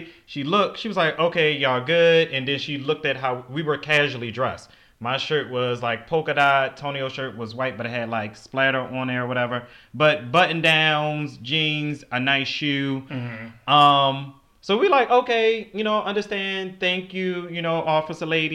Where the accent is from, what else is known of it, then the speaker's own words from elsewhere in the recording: Baltimore, Maryland, United States; born and raised in Baltimore City